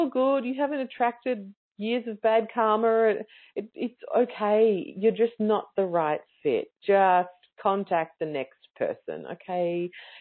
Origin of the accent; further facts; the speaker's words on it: Australia; as an Australian